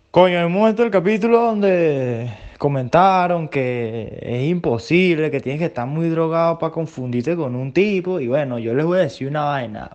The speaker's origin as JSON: {"language": "Spanish", "town": "Barquisimeto", "region": "Lara", "country": "Venezuela", "said": "nosotros por lo menos que somos de Venezuela, Barquisimeto"}